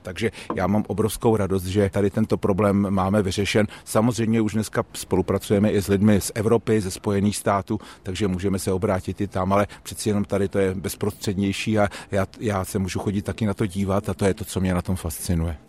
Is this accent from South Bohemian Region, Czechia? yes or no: no; Hradec Králové, Hradec Králové Region, Czechia; pocházím z Hradce Králové a chodil jsem tam do dílny mistrů Housařů